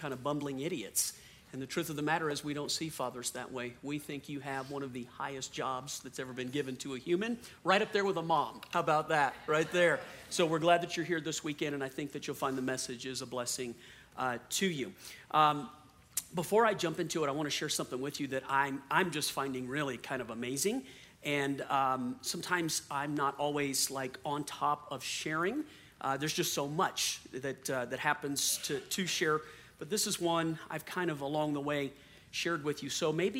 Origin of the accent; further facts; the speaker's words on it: New Orleans, Louisiana, United States; moved away; I'm from New Orleans originally